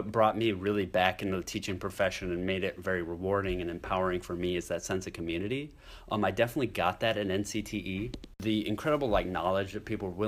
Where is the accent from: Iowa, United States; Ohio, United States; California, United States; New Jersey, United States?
Iowa, United States; Janesville; I'm from Iowa, grew up in Iowa, my roots are here.